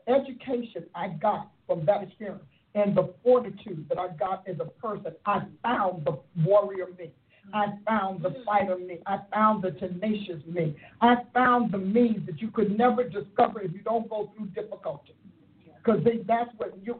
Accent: Newark, New Jersey, United States; I was raised in Newark, New Jersey.

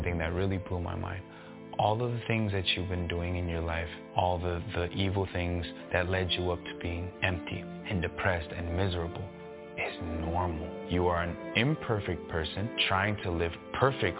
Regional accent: Los Angeles, California, United States; I grew up on the east side of L.A., San Gabriel Valley, Monterey Park, bordering East L.A.

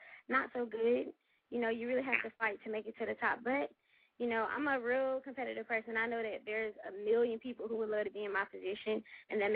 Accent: Memphis, Tennessee, United States; now in Atlanta, United States; I'm born and raised from Memphis.

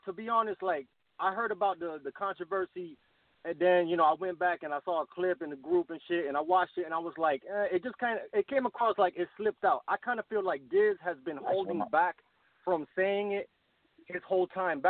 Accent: Miami, Florida, United States; also born or lived in Brooklyn, New York / Costa Rica (family); My family's from Costa Rica. My father is black. My mother is Native Central American. I was born in Brooklyn. I grew up in Miami

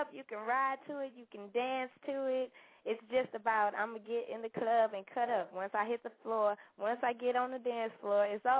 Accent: Houston, Texas, United States; I'm from Houston. I'm down here in Texas.

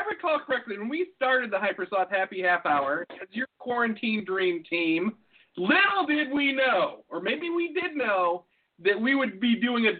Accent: United States; We're American.

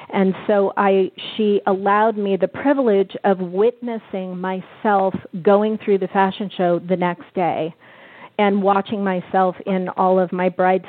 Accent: Bay Area, California, United States; I'm from the Bay Area

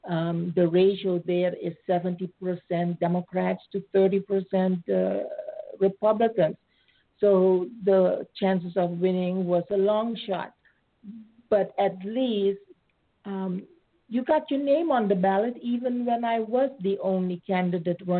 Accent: Suriname; moved away as an adult; also born or lived in Netherlands; now in United States; So, um, I was born in Suriname. It's a former colony of the Netherlands. I uh, was born under Dutch nationality. And after high school, I went to further my education in Holland.

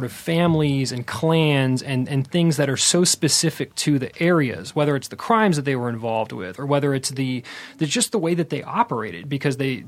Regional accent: St. Petersburg, Florida, United States; moved away as an adult; also born or lived in Massachusetts; now in Los Angeles, United States; I grew up in Florida.

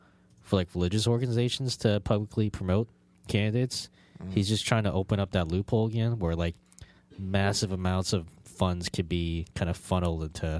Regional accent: Florida, United States; growing up in the Florida public education school system

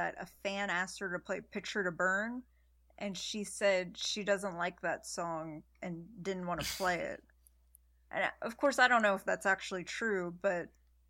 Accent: Pittsburgh, Pennsylvania, United States; I'm from Pittsburgh where we have steel mills everywhere.

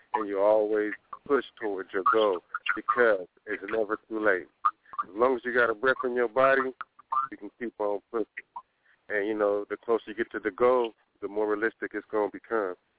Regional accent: Sacramento, California, United States; I'm from South Sacramento. You know, I grew up in the South area, all around Meadowview, Florence

